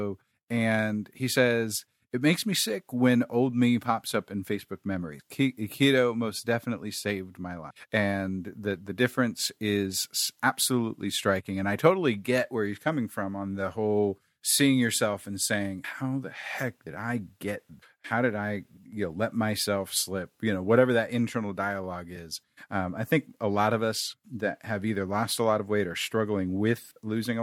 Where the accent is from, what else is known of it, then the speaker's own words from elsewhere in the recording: Kansas City, United States; moved away; also born or lived in Texas; I grew up in Kansas City.